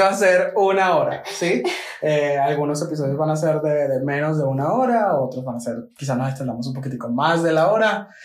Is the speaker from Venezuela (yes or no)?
yes; Maracay, Aragua, Venezuela; moved away as an adult; also born or lived in Villa de Cura; now in Medellín, Colombia; Yo nací en Villa de Cura, pero a los dos añitos nos mudamos para Maracay y básicamente crecí allá